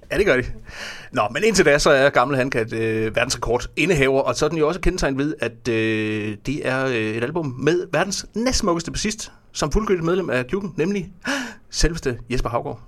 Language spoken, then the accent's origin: Danish; Fredericia, Southern Denmark, Denmark; jeg kommer fra Fredericia